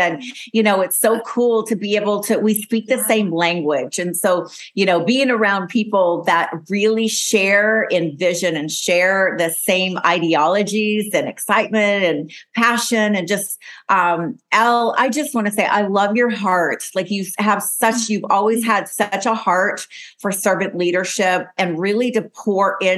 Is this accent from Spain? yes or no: yes; Las Palmas, Canary Islands, Spain; moved away; my hometown, Las Palmas, Gran Canary